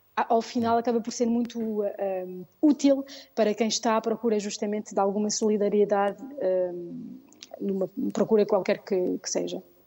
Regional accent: Paris, Île-de-France, France; Eu nasci em Paris, uh, Paris mesmo, e sempre vivi cá.

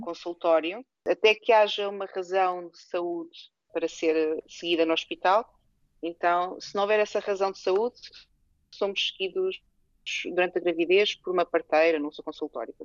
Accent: Portugal; moved away as an adult; now in Netherlands; nós como portuguesa

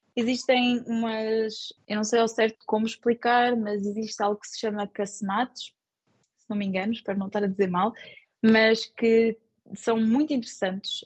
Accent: Portugal; moved away as an adult; also born or lived in Luxembourg; now in France; nós portugueses

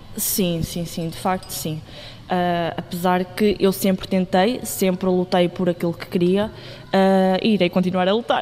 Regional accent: Oliveira do Bairro, Centro, Portugal; tenho 20 anos, sou de Oliveira de Bairro

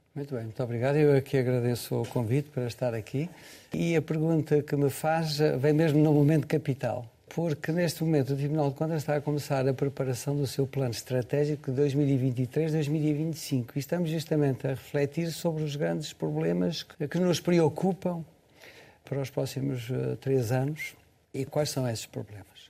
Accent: Portugal; eu como português

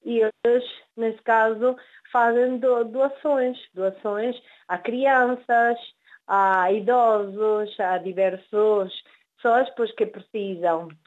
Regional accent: Venezuela; born there; Sim, certamente, nós nascemos na Venezuela, os nossos pais são portugueses e por ainda nós somos os descendentes.

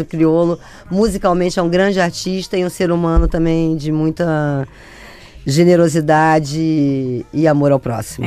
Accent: Brazil; eu sou brasileiro, gosto muito da música brasileira

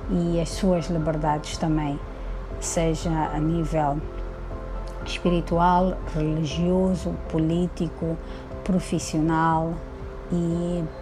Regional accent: Mozambique; tenho 50 anos, sou moçambicana

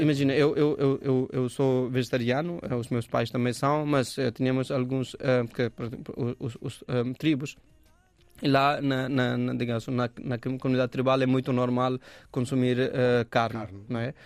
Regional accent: Dhanbad, Jharkhand, India; Portuguese is a second language; also born or lived in Jaunpur, Uttar Pradesh, India; now in Portugal; o meu pai estava a trabalhar noutra hum, região que é Jharkhand, que é perto da Calcutta uhum. E, e o sítio chama-se Dhanbad. Então eu, eu cresci e estudei nessa região

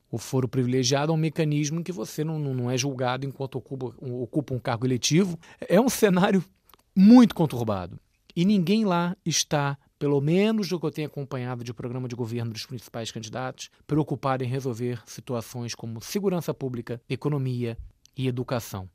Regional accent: Brazil; Como brasileiro, eu posso falar, porque eu amo meu país

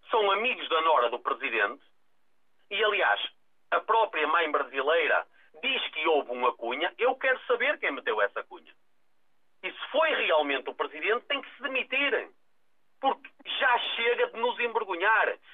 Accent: Portugal; Eu não confio nele como português, honestamente acho que é demais.

